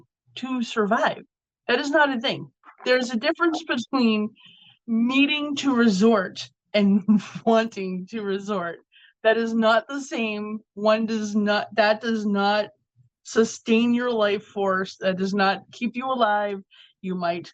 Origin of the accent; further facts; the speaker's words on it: Massachusetts, United States; my home state.